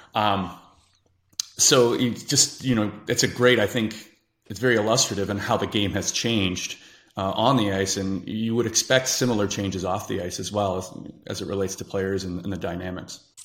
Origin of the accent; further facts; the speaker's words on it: Whitby, Ontario, Canada; Whippy, Ontario, in our hometown